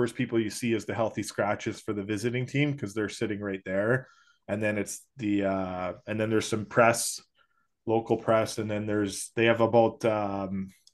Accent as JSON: {"language": "English", "town": "Edmonton", "region": "Alberta", "country": "Canada", "said": "I'm from Edmonton."}